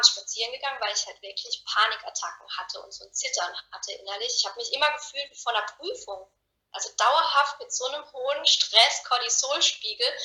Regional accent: Karlsruhe, Baden-Württemberg, Germany; ich bin 30 Jahre, ich komme aus Karlsruhe und ich bin Coach für innere Klarheit

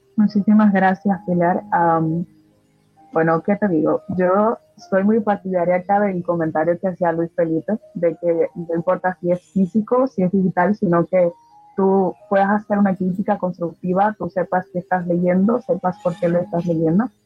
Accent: Dominican Republic; somos dominicanos

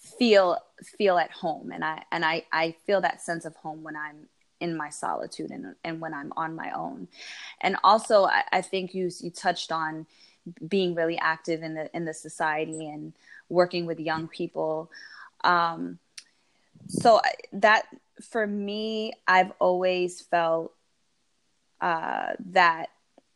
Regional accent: United States; growing up here in America, when I entered my household, I grew up in a very Habesha household

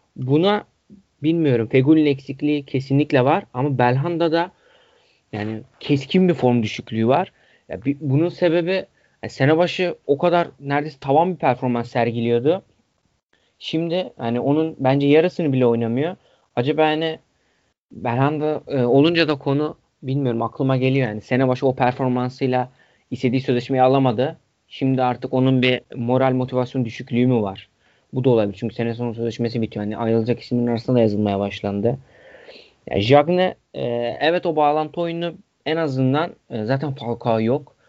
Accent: Hatay, Turkey; Benim memleketim oluyor.

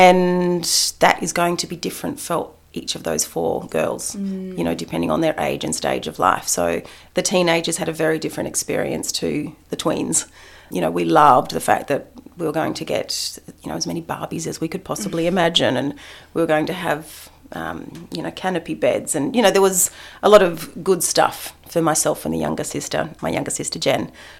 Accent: Adelaide, South Australia, Australia; born there; also born or lived in Canberra / Melbourne / Upstate New York; I was born in Adelaide. It was, yeah, so it was South Australia. It was Canberra. It was eastern suburbs of Melbourne. Upstate New York was probably the most glamorous element of it.

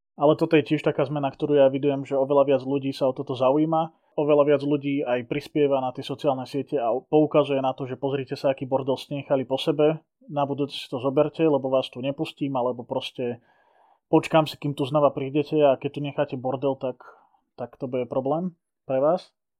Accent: Liptovský Mikuláš, Žilina Region, Slovakia; kedy som s otcom navštevoval Liptovskú Maru, keďže ja som z Liptovského Mikuláša

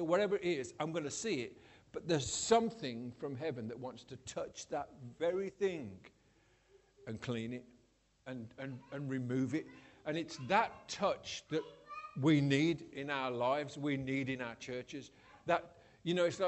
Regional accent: Scotland, United Kingdom; I'm Scottish

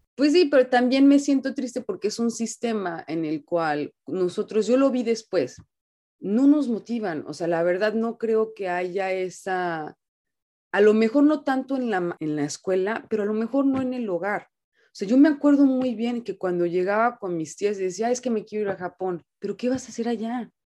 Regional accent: Puerto Vallarta, Jalisco, Mexico; moved away as an adult; now in Japan; nací y crecí en Vallarta

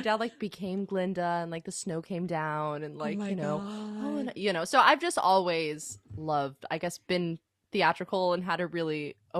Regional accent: Connecticut, United States; I am based in Connecticut. I'm from Connecticut.

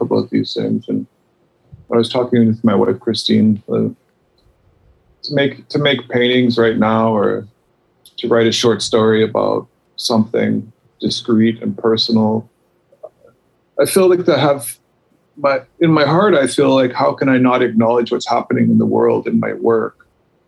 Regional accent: Canada; I'm Canadian.

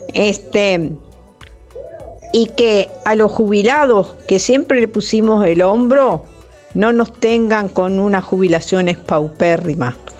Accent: Juan Lacaze, Colonia, Uruguay; mi pueblo de Juan Lacase

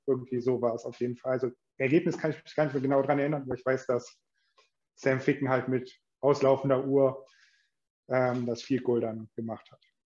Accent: Mönchengladbach, North Rhine-Westphalia, Germany; komme gebürtig aus Gladbach

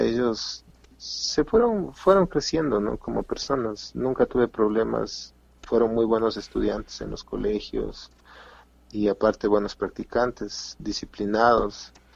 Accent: Quito, Pichincha, Ecuador; Hicimos un grupo de, amigos de un colegio para poder competir en, un evento intercolegial acá en, en, Quito, Ecuador

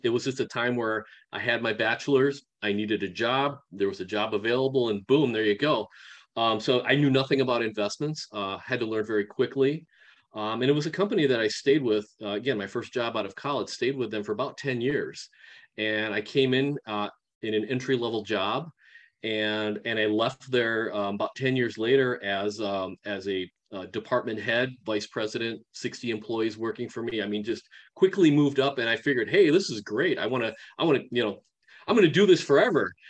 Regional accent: Milwaukee, Wisconsin, United States; also born or lived in Japan; now in Madison, United States; I was actually born in Japan and at three months old came over to the states and then for about the next 40 years or so uh, my life uh, growing up and living was um, right outside of milwaukee wisconsin

